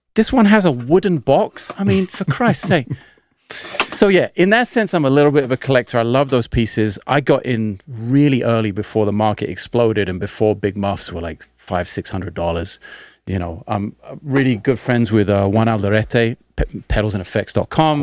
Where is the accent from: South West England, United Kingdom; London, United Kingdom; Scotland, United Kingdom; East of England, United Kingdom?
London, United Kingdom; when I was a kid in South London